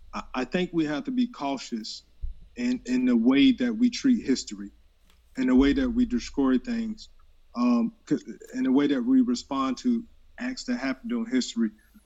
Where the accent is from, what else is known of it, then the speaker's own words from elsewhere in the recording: Columbia, South Carolina, United States; I grew up in Columbia, South Carolina